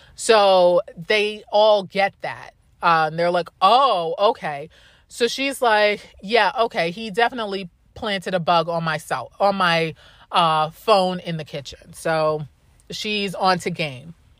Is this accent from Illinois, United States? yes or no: no; New York, United States; I say that as a New Yorker